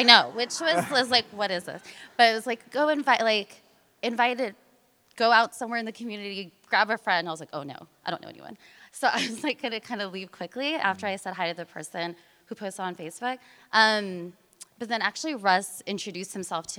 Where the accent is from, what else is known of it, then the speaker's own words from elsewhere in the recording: Merced, California, United States; moved away as an adult; also born or lived in South Africa / Philippines / San Francisco / Oakland; I grew up in Merced, California.